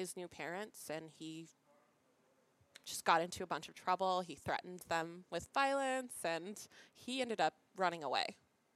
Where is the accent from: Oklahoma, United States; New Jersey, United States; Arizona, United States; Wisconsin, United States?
Arizona, United States; Tempe; also born or lived in Galveston, Texas / Point Arena, California; I was raised in Tempe, Arizona, and Point Arena, California